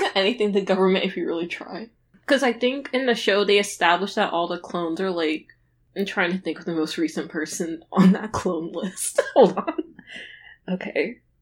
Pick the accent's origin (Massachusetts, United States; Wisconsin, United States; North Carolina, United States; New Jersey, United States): Massachusetts, United States; I don't have a Boston accent